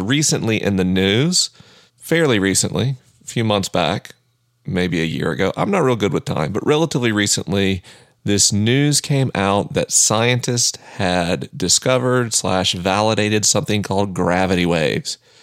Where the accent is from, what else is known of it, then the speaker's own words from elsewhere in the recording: the American South, United States; I'm a Southerner.